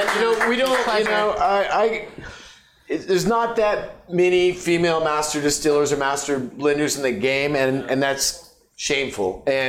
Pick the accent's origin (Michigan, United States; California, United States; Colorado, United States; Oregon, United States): Oregon, United States; Eugene; I grew up in Eugene